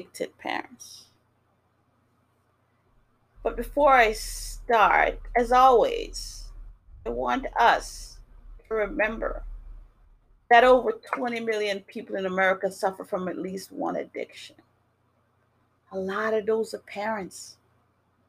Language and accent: English; New York City, New York, United States; moved away as an adult; also born or lived in Jamaica; now in Massachusetts, United States; I grew up in New York City, well, in the Bronx, and I live in Massachusetts now.